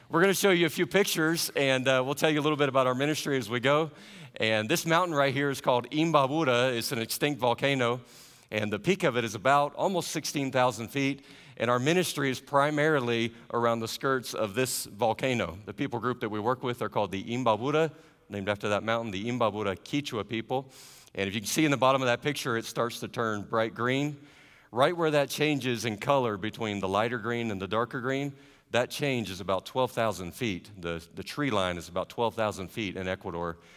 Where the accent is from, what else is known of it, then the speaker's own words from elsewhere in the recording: the South, United States; I don't know if my accent gives it away. I don't have much of an accent now that I've had to learn other languages. But my wife and I are Southerners.